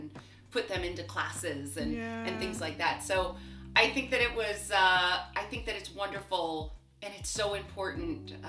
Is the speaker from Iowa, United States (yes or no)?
no; Los Angeles, California, United States; I grew up in Los Angeles